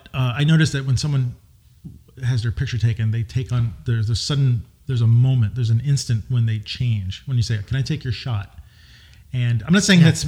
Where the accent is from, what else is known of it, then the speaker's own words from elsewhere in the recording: New York, United States; I grew up in New York